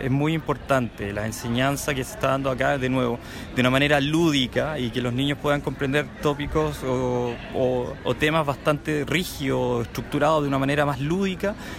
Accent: Chile; now in Canada; llevo harto tiempo acá, pero crecí en Chile

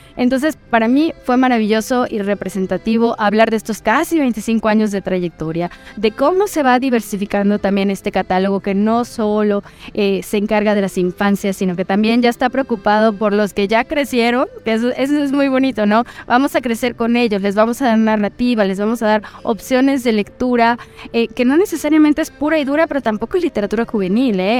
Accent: Mexico; yo siendo mexicana

